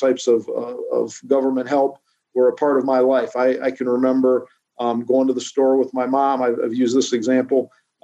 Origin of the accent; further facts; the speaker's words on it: Norwalk, Ohio, United States; I'm from Norwalk. I'm just up Route 250 there, out of Ashland, in Norwalk.